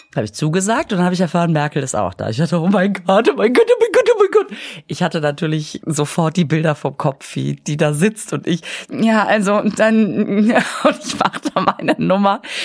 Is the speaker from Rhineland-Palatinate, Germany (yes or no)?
no; Düsseldorf, North Rhine-Westphalia, Germany; ich bin ja äh, am Flughafen aufgewachsen